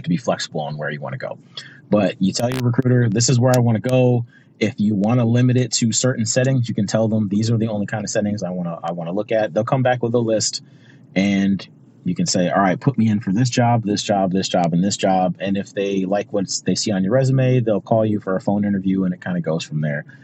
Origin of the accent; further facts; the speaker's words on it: Pontiac, Michigan, United States; moved away as an adult; I grew up in Pontiac, Michigan, which for those of you that don't know, it's a suburb of Detroit